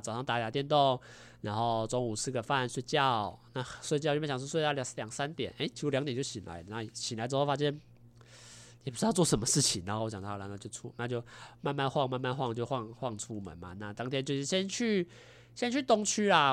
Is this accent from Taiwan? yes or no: yes; Taiwan; 我们台湾人